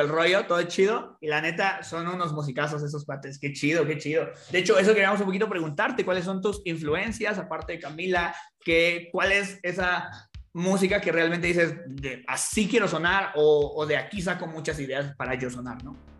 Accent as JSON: {"language": "Spanish", "town": "Toluca", "region": "State of Mexico", "country": "Mexico", "said": "yo también soy de Toluca"}